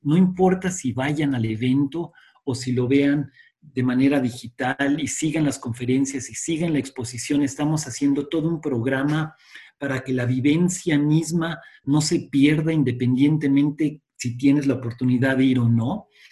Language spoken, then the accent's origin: Spanish; Mexico; vamos a salir adelante como mexicanos